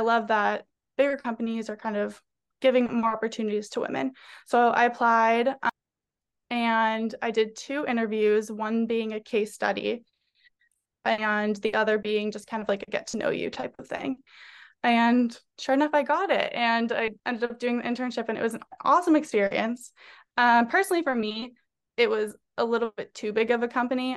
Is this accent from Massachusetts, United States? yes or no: yes; North Andover, Massachusetts, United States; moved away as an adult; also born or lived in New York; I'm from Massachusetts, specifically North Andover, Massachusetts, so just thirty minutes north of Boston